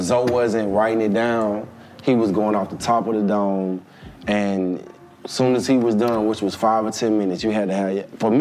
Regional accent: Atlanta, Georgia, United States; also born or lived in Los Angeles, United States; I'm from Atlanta

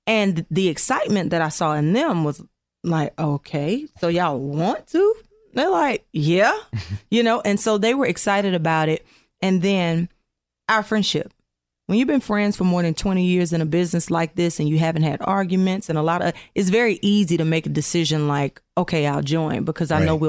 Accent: Georgia, United States

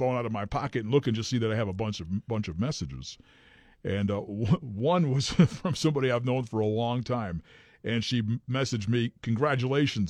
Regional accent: New England, United States; I'm from New England.

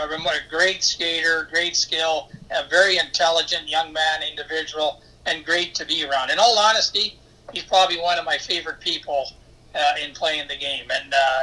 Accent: Canada; moved away; I started here it's my hometown here

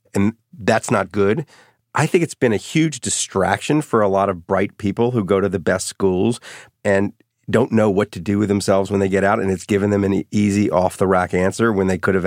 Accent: New Orleans, Louisiana, United States; I grew up in New Orleans, Louisiana. Both parents' families had been there forever.

